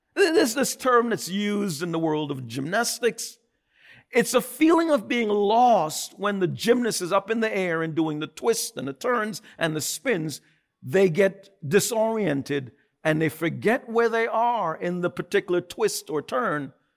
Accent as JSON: {"language": "English", "region": "New York", "country": "United States", "said": "I'm a New Yorker."}